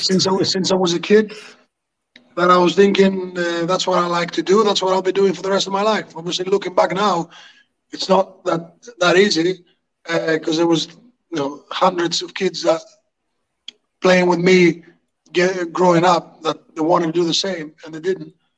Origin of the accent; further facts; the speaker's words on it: Greece; moved away as an adult; also born or lived in Hartlepool, England; I'm from Greece